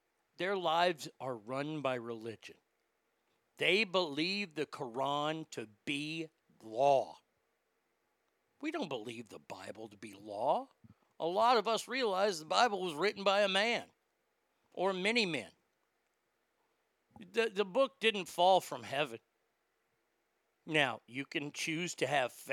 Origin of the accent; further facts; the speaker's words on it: Texas, United States; I'm the redneck from Texas